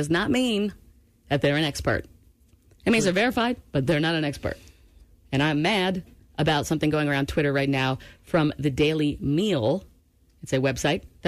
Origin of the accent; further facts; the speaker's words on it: Maine, United States; moved away; also born or lived in Seattle, Washington / Georgia; I'm from Maine